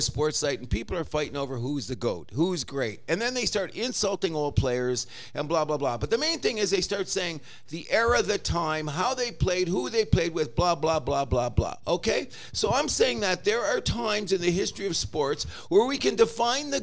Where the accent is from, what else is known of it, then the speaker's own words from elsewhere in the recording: Canada; I am a Canadian